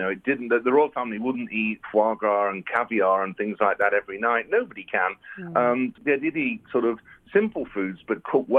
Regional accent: Nottinghamshire, East Midlands, United Kingdom; I grew up in Nottinghamshire in the UK, middle of the country.

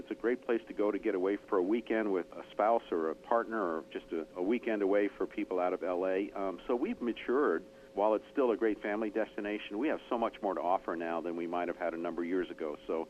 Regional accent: New York, United States; now in San Diego, United States; coming from back east, I grew up in New York

